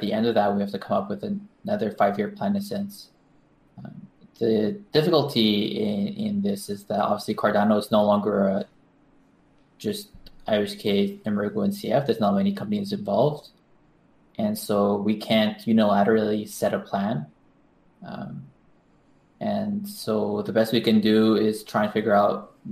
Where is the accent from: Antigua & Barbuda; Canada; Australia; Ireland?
Canada; also born or lived in United States; now in Japan; I was born in Canada